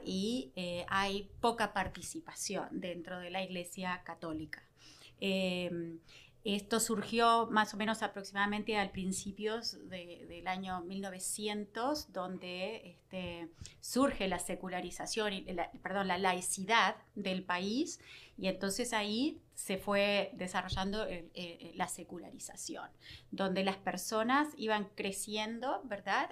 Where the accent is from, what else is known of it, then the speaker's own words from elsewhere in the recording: Uruguay; also born or lived in Rio Grande Valley, Texas; now in Victoria, United States; como uruguayos